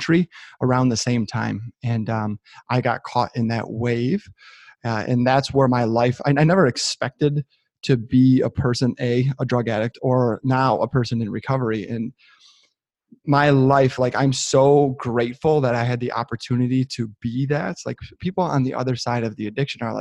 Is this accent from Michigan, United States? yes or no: yes; just north of Detroit, Southeast Michigan, United States; I'm born and raised in Southeast Michigan, just north of Detroit